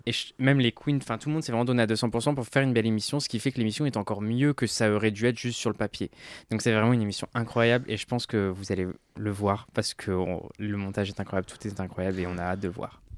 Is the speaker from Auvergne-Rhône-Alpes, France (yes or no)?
yes; Ardèche, Auvergne-Rhône-Alpes, France; also born or lived in Lyon; now in Paris, France; moi j'ai grandi en Ardèche et j'ai euh, habité à Lyon pendant un moment, j'ai mes études à Lyon